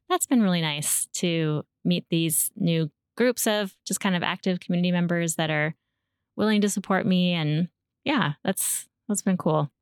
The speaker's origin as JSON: {"language": "English", "town": "Shoreline", "region": "Washington", "country": "United States", "tie": "born or raised there", "also_born_or_lived": "Edmonds, Washington", "lives_now": "Snohomish, United States", "said": "I grew up in the Seattle area and, uh, mostly, well, I was raised as a child in Shoreline"}